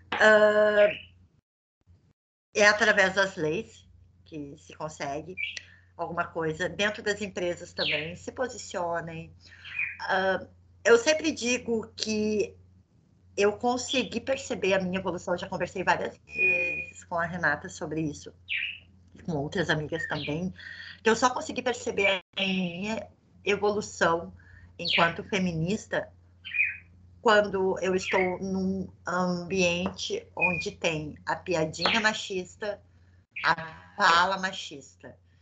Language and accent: Portuguese; South Region, Brazil; A gente é do Sul